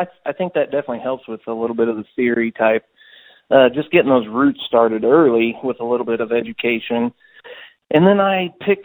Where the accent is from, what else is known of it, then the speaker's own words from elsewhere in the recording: Auburn, Illinois, United States; That's where I grew up. I grew up in Auburn, Illinois